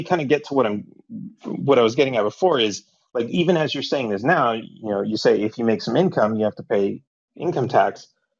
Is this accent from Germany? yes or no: no; Canada; I'm a Canadian who lives in Canada